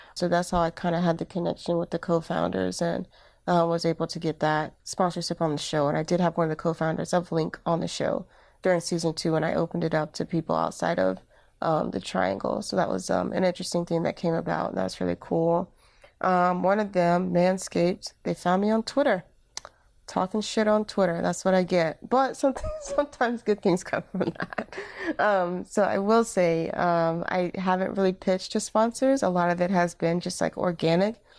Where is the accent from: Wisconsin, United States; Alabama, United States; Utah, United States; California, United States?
Alabama, United States; moved away as an adult; now in Durham, United States; I am originally from Alabama, and, uh, when I moved to Durham, North Carolina